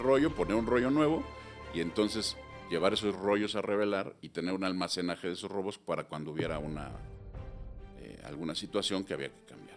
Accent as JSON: {"language": "Spanish", "region": "Mexico City", "country": "Mexico", "tie": "born or raised there", "said": "nací en la Ciudad de México"}